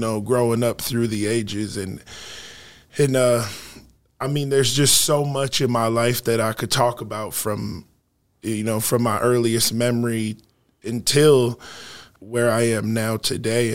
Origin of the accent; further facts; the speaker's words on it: Sioux Falls, South Dakota, United States; also born or lived in Rapid City, South Dakota; I'm from Sioux Falls, South Dakota, man, heart of the city. Uh, I grew up a few blocks away from where I operate my business